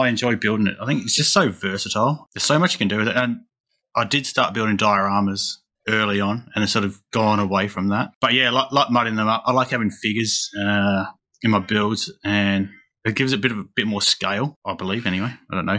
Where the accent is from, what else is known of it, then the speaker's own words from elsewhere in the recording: Adelaide, South Australia, Australia; I am an Australian scale modeler just out of Adelaide, which is down the real bottom end, the arse end of Australia